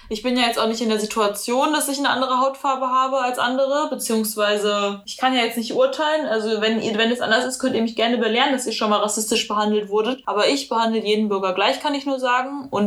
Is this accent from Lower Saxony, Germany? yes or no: no; North Rhine-Westphalia, Germany; Also, ich komme aus NRW, also ich habe gelebt zwischen Schalke und Dortmund.